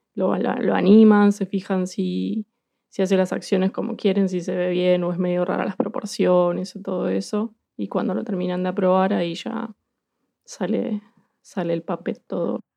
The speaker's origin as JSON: {"language": "Spanish", "region": "Buenos Aires", "country": "Argentina", "moved": "as an adult", "lives_now": "Bristol, United Kingdom", "said": "soy porteña, soy de Buenos Aires"}